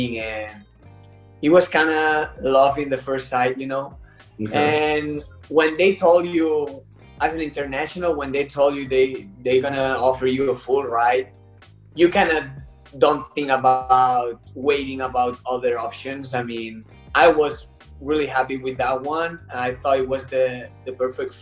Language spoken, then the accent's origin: English; Tarragona, Catalonia, Spain; also born or lived in Idaho, United States; I'm from Tarragona, Spain. It's a city close to Barcelona